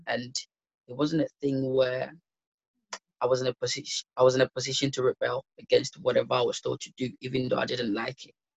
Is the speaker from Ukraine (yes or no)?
no; Ghana; moved away as an adult; also born or lived in London; now in Leicester, United Kingdom; So I grew up in Ghana for 18 years